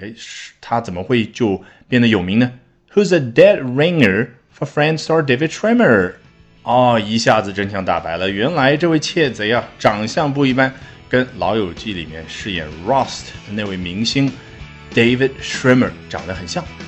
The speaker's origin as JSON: {"language": "Chinese", "country": "China", "said": "我们中国人"}